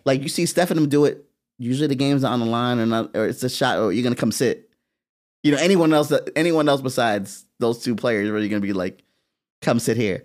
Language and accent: English; Florida, United States; we're over there from Florida